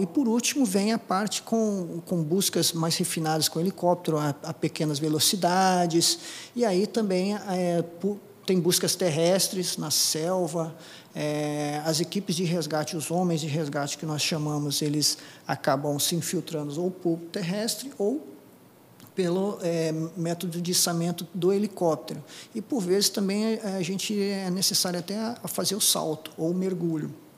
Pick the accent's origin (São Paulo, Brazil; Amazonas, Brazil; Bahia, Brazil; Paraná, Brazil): Paraná, Brazil; Apucarana; first language Japanese; Portuguese is a second language; moved away as an adult; also born or lived in Curitiba; Sou do interior do Paraná, de Apucarana, é, fui agricultor, né? eu trabalhava no sítio